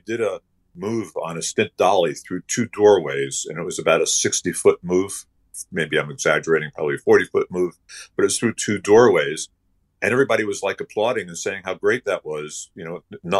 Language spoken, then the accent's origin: English; New York City, New York, United States; I grew up in New York City